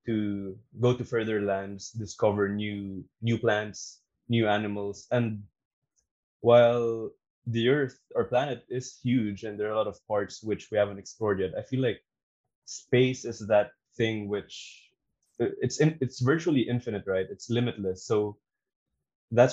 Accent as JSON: {"language": "English", "country": "Philippines", "said": "I'm also from the Philippines"}